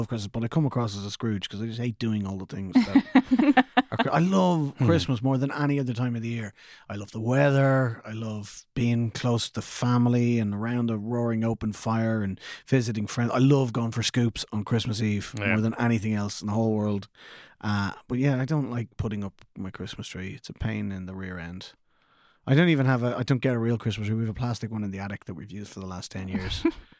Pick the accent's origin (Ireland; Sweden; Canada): Ireland; Clondalkin, Leinster; We started to revive the tradition in Clondalkin, where I'm from, over recent years.